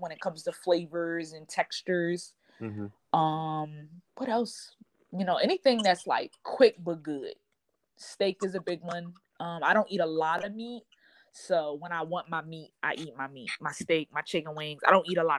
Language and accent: English; Wilmington, Delaware, United States; moved away as an adult; also born or lived in North Carolina; now in Texas, United States; I lived in North Carolina for school, but I'm originally from Delaware. So I moved from North Carolina to Texas almost 2 years ago.